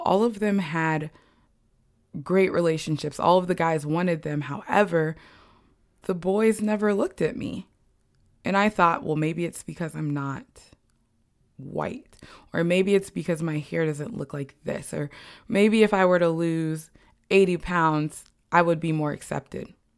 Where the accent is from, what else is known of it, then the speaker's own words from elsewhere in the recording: Bloomington, Indiana, United States; I grew up in Bloomington, Indiana, a college town that was predominantly white as well